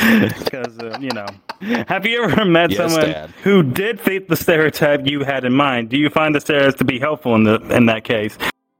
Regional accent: the South, United States; I am from the South, so I say pecan.

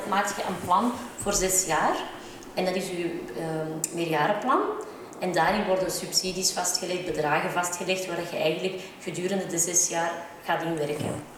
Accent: Antwerp, Flanders, Belgium; Ik ben geboren in Antwerpen

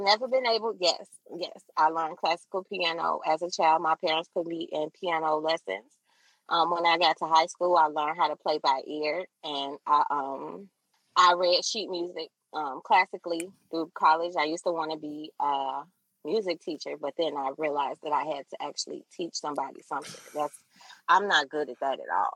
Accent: Chicago, Illinois, United States; I'm from Chicago

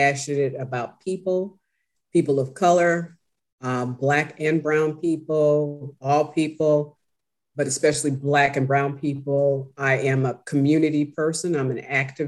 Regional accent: Chicago, Illinois, United States; also born or lived in Washington, District of Columbia, United States; I was born and raised in Chicago. Chicago is my home.

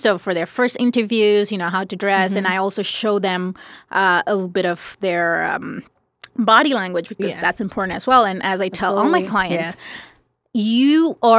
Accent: Paris, Île-de-France, France; also born or lived in India; now in United States; I grew up in France. I mostly grew up in Paris

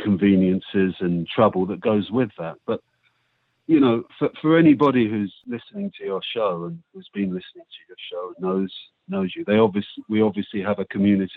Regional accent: United Kingdom; as a British Jew

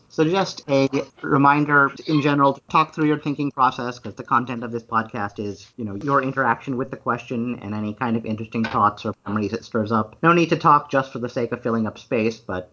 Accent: Illinois, United States; born or raised there

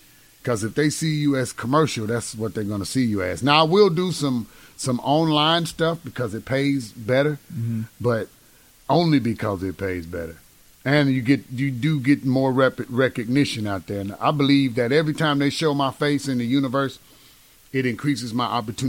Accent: Cleveland, Mississippi, United States; Yeah, man. Cleveland.

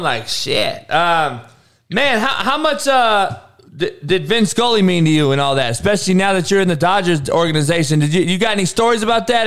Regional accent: Compton, California, United States; I'm from Compton

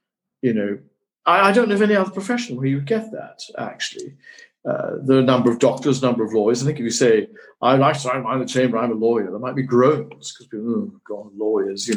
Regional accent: Tain, Scotland, United Kingdom; I'm still Scot. I shall live in my hometown of Tain, where I'm speaking for.

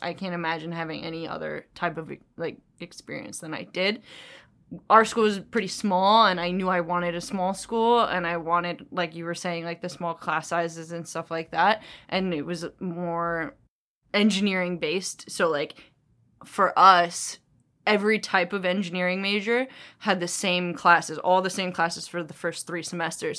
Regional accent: New York, United States; also born or lived in New Jersey; we're from New York. and New Jersey

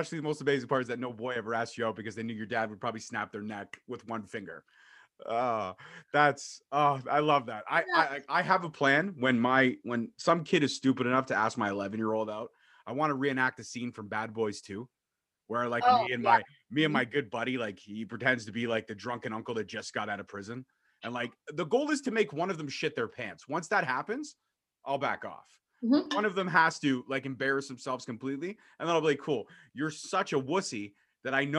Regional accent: Canada; as a Canadian kid

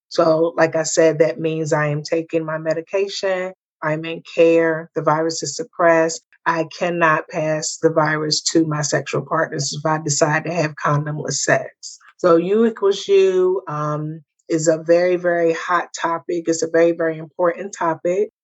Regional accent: the North, United States; moved away; me being a Northerner

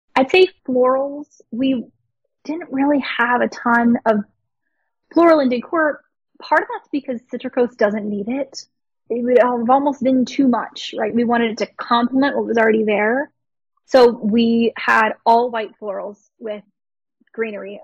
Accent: Pittsburgh, Pennsylvania, United States; I'm from Pittsburgh. My family's lived in Pittsburgh for 20 years

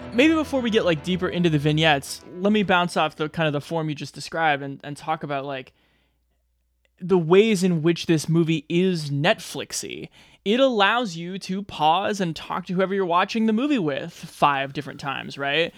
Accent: Nebraska, United States; my home state of Nebraska.

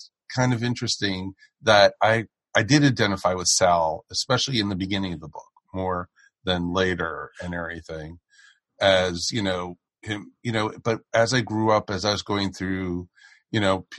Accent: United States; where I grew up outside of Washington, D.C. was so close to so many different states.

